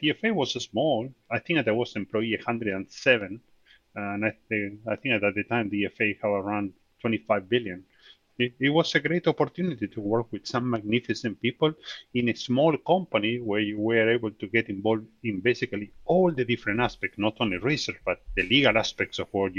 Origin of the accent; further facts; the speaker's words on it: Argentina; moved away as an adult; also born or lived in Rhode Island, United States; now in California, United States; I was born in Argentina.